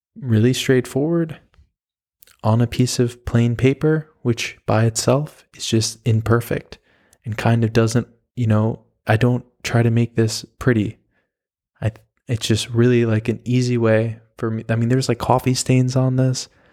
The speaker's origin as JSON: {"language": "English", "region": "New York", "country": "United States", "tie": "born or raised there", "also_born_or_lived": "Oklahoma / Miami, Florida", "moved": "as an adult", "lives_now": "Berlin, Germany", "said": "I'm from New York. I was born in Oklahoma. I have been, or I had lived in New York from the time that I was five until college"}